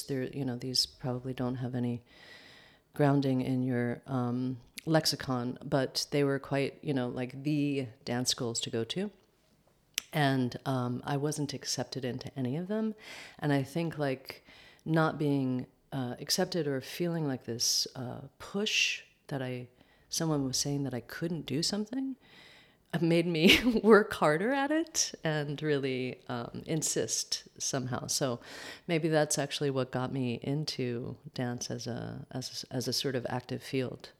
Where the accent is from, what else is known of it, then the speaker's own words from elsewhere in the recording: upstate New York, United States; also born or lived in Manhattan, New York; grew up upstate New York about an hour outside of Manhattan